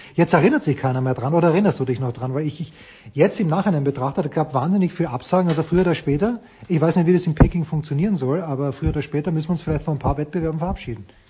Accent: Austria; Für mich als Österreicher

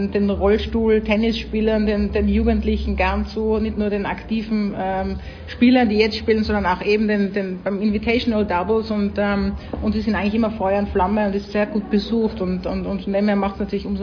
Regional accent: Tyrol, Austria; Wie man, wie man bei uns in Tirol sagt.

